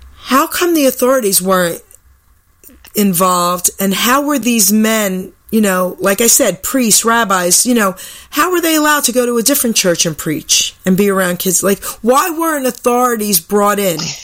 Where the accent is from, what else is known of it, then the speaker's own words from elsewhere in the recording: New York, United States; I was more of this tough New York kid